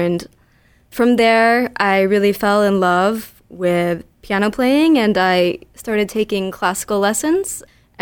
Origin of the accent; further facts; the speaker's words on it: Connecticut, United States; I'm a born and raised Connecticut native.